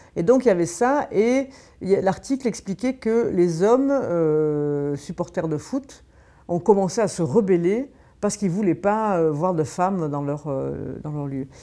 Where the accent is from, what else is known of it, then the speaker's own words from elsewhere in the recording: Marseille, Provence-Alpes-Côte d'Azur, France; moved away; je viens de Marseille à l'origine